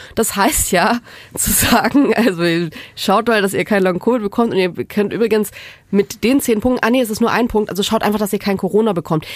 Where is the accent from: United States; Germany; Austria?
Germany; Southern Germany; now in Berlin, Germany; ich komme aus Süddeutschland, bei uns gibt's die Kehrwoche.